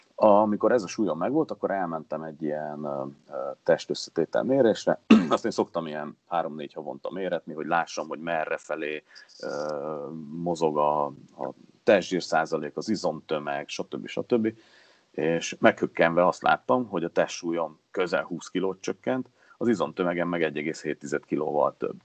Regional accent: Hungary; mert azért csak magyarok vagyunk

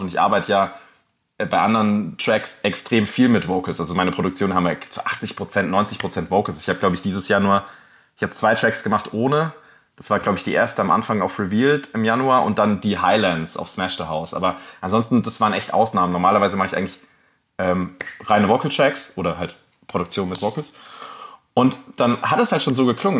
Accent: Rhineland-Palatinate, Germany; ich bin halt in der Pfalz groß geworden

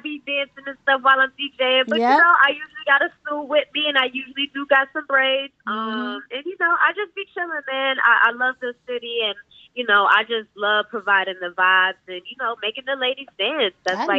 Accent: Cambridge, Massachusetts, United States; also born or lived in Atlanta, United States; I'm from Cambridge, technically. I know I kind of just popped up on the scene kind of willy-nilly. So I originally used to live in Atlanta. I moved to Cambridge and did like 7th grade to 12th grade out here.

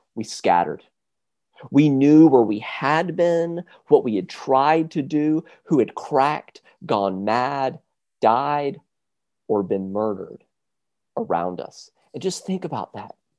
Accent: South Carolina, United States; I'm from South Carolina

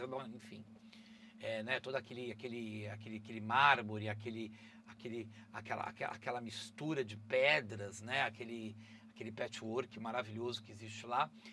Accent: Brazil; sou brazuca, gente, eu sou brasileiro

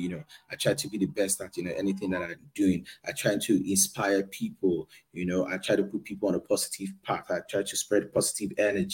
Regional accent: Nigeria; moved away; I'm from Nigeria.

